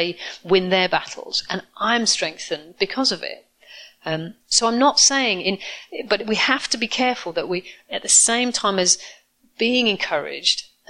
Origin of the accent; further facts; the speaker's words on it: United Kingdom; I'm classically British, introverted, reserved, like I am